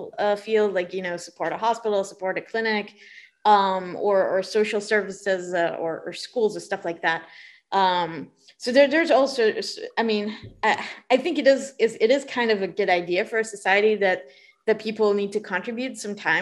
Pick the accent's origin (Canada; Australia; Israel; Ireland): Israel; I'm from Israel, so there's all the military service stuff